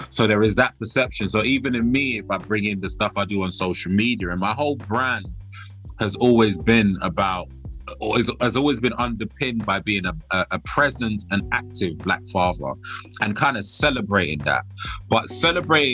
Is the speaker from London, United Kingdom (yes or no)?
yes; London, United Kingdom; also born or lived in Sierra Leone; I was born in this country, I was born in London, but I was, you know, fortunate enough to spend some time in Sierra Leone.